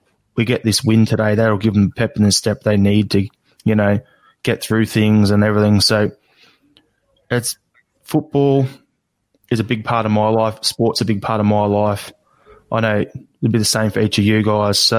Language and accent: English; Australia; an Australian born and bred guy